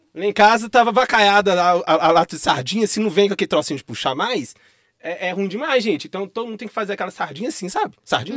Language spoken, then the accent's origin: Portuguese; Rio Casca, Minas Gerais, Brazil; moved away; also born or lived in Belo Horizonte; eu vim da roça, igual eu falei, eu vim de Rio Casca, interior. E aí eu vim de lá pra cá, aí eu morei numa periferia da região norte de Belo Horizonte, é, no bairro Jardim Leblon, na Vila Polônia por muito tempo